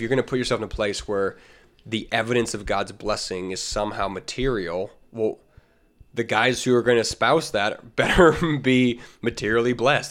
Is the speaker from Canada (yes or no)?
yes; Canada; as a Canadian